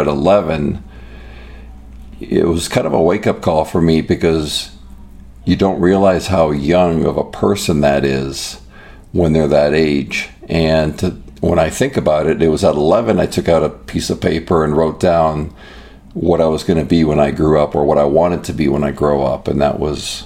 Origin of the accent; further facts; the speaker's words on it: Toronto, Ontario, Canada; now in United States; my childhood was great. It was in the Greater Toronto area